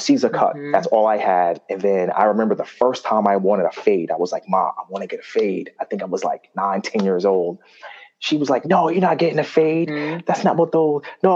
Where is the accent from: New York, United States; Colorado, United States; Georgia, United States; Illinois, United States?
New York, United States; New York City; I grew up in Jamaica, Queens